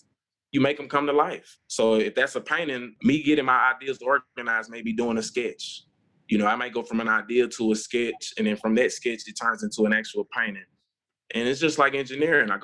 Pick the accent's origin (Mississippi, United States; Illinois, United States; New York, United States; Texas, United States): Mississippi, United States; Jackson; moved away as an adult; now in Memphis, United States; I grew up in Jackson, Mississippi, small town